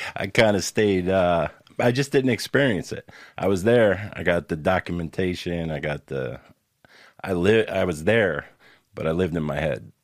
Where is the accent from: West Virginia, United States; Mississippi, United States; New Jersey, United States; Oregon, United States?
New Jersey, United States; Newark; moved away; also born or lived in Camden, New Jersey / Bloomfield, New Jersey / Florida; I grew up mostly in Newark and in Bloomfield, East Orange, West Orange